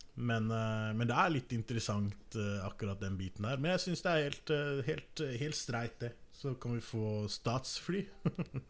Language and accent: Norwegian; Norway; jeg er norsk